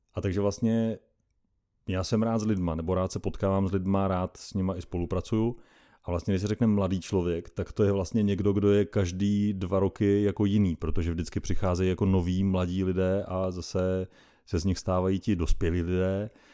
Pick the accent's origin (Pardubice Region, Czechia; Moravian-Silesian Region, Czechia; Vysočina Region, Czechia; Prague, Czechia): Pardubice Region, Czechia; Doubravice; pocházím z východních Čech, z malé vesnice, jmenuje se Doubravice, je to u Litomyšle